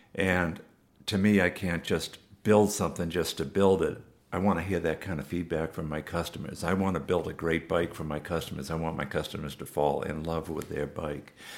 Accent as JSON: {"language": "English", "region": "Massachusetts", "country": "United States", "tie": "born or raised there", "said": "I grew up in Massachusetts"}